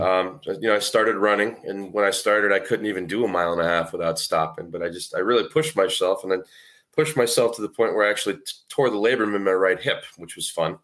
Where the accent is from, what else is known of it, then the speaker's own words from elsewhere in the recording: New England, United States; I grew up, I mean, there's not a lot of huge cities in New England. I gr, I happen to grow up in one of 'em